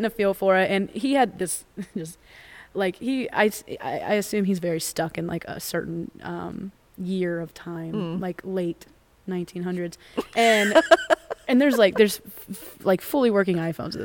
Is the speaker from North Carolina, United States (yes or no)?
no; Florida, United States; I'm from Florida.